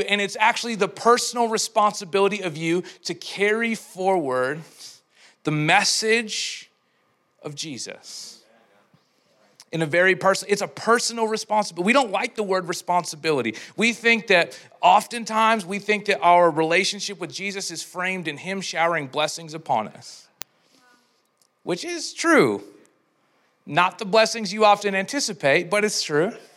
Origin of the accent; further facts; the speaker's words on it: Edmonton, Alberta, Canada; I'm from Edmonton